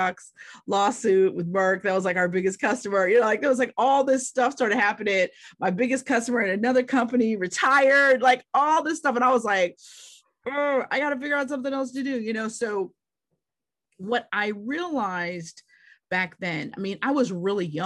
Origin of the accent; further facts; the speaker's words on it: Pittsburgh, Pennsylvania, United States; I'm from Pittsburgh, Pennsylvania